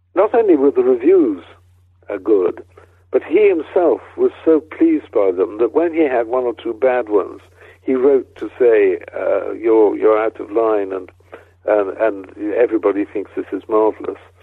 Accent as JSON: {"language": "English", "region": "Wales", "country": "United Kingdom", "moved": "as an adult", "said": "I come from Wales"}